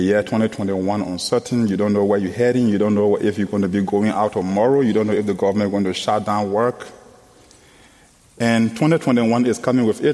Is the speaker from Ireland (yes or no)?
no; Liberia; from Liberia, West Africa.